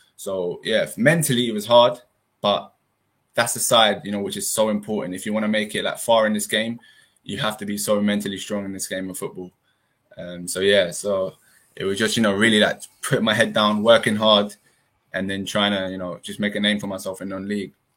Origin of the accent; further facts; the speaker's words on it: London, United Kingdom; moved away as an adult; Originally my parents are from Iran, but yeah. obviously I've been brought up in the in the UK